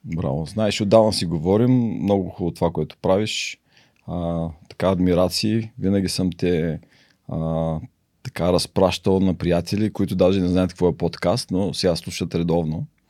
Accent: Varna, Varna Province, Bulgaria; moved away; also born or lived in United States; роден съм във Варна

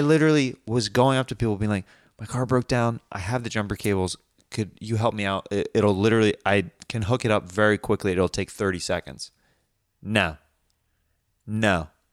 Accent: Kansas, United States; I'm from Kansas

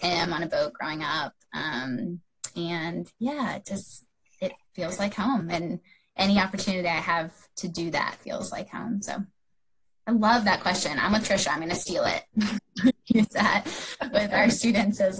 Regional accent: outside of Baltimore, Maryland, United States; I grew up outside of Baltimore

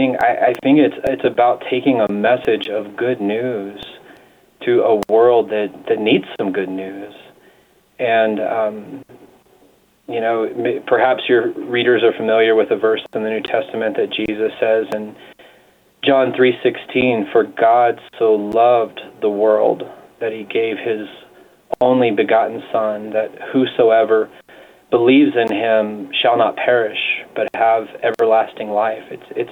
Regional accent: the Bible Belt, United States; And I grew up more in the Bible Belt where there are large churches on every corner in the United States

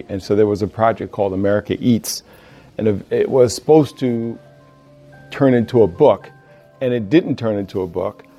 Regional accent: New York, United States; moved away as an adult; also born or lived in New England; now in Massachusetts, United States; So I had no intentions being a New Yorker

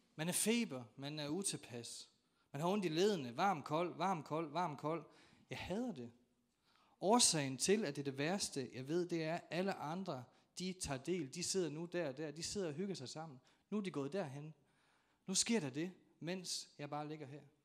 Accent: North Jutland, North Denmark Region, Denmark; jeg er nordjyde

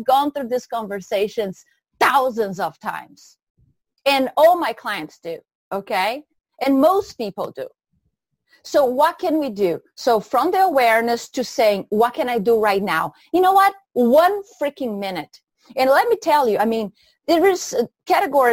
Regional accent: Brazil; moved away as an adult; now in United States; I'm originally from Brazil

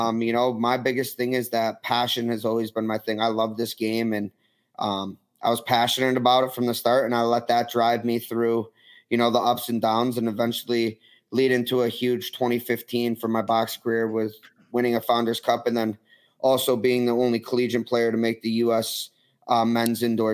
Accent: Rochester, New York, United States; also born or lived in Philadelphia; I went to every Nighthawks game growing up. I was a season ticket

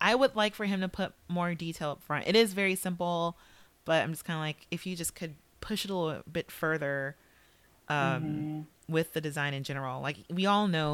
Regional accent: Los Angeles, California, United States; LA, my hometown

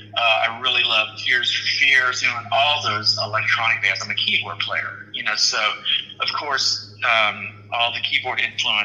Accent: right outside of Houston, Texas, United States; moved away as an adult; also born or lived in Austin; I grew up right outside of Houston

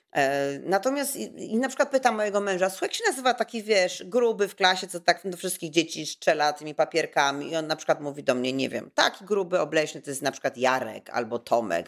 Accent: Kraków, Lesser Poland, Poland; ja jestem z Krakowa

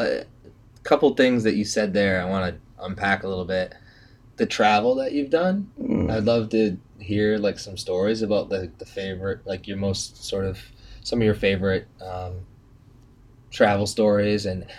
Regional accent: Methuen, Massachusetts, United States; Like, as long as I've growing up in Methuen, I think you spent time in sort of Drake at Lawrence.

